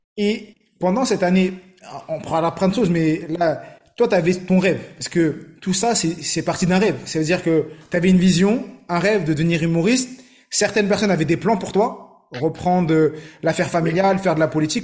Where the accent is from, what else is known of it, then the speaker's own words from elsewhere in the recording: Morocco; je suis marocain